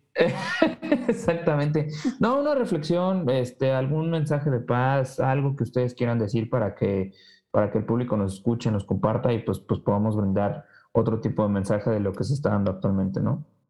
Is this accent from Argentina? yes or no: no; Mexico; yo yo como como mexicano